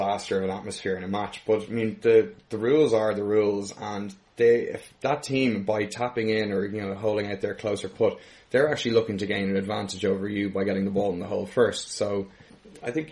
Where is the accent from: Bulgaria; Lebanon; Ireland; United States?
Ireland; being Irish